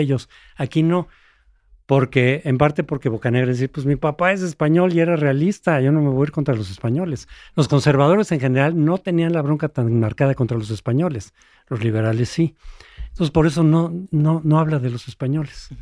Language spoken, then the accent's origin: Spanish; Mexico; somos mexicanos